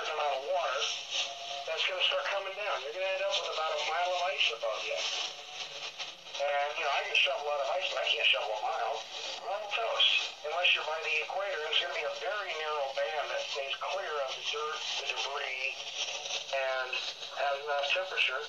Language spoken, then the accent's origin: English; Las Vegas, Nevada, United States; moved away; also born or lived in Omaha; I grew up in Vegas by Area 51